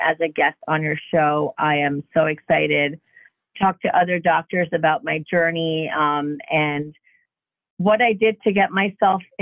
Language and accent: English; Jackson, New Jersey, United States; I grew up in Jackson, New Jersey, which is a very small town, especially when we moved there